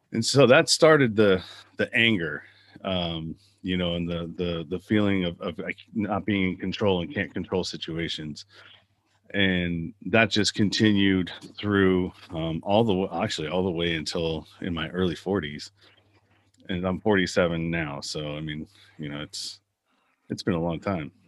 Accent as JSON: {"language": "English", "town": "Pinole", "region": "California", "country": "United States", "tie": "born or raised there", "said": "I grew up in the San Francisco Bay Area in a little suburb town called Pinole."}